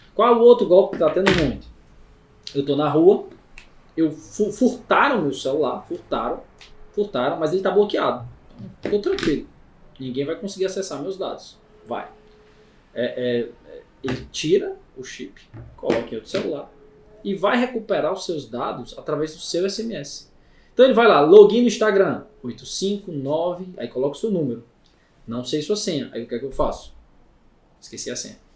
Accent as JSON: {"language": "Portuguese", "region": "Ceará", "country": "Brazil", "said": "Eu sou cearense"}